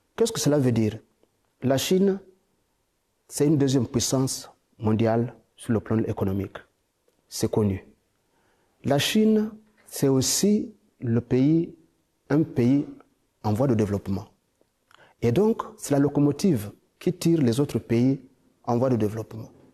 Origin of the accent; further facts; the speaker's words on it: DR Congo; chez nous au Congo